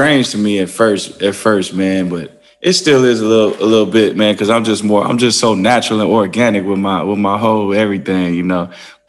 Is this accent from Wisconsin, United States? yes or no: yes; Wisconsin, United States; born there; also born or lived in Wyoming / Arkansas / Atlanta / Memphis; I lived all over the place. Like I was born in Wisconsin, then I moved to Wyoming, then Arkansas, then Atlanta, then Memphis, then Michigan.